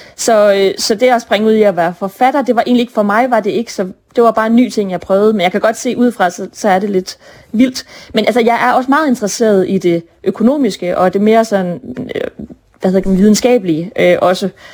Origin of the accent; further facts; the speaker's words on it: Brønderslev, North Denmark Region, Denmark; now in Copenhagen, Denmark; jeg er født og opvokset i Brønderslev. Selvom jeg bor i København nu